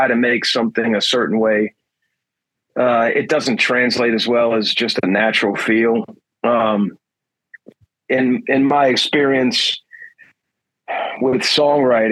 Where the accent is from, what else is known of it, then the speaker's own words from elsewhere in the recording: New Orleans, Louisiana, United States; I'm born and raised in New Orleans